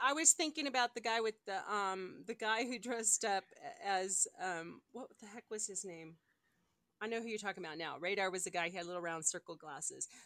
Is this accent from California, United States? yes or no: yes; California, United States; also born or lived in Colorado; now in Denver, United States; I grew up in California